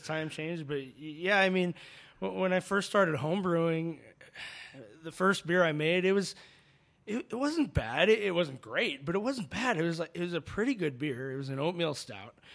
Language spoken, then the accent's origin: English; Phoenix, Arizona, United States; also born or lived in Chicago; now in Tucson, United States; I grew up in Phoenix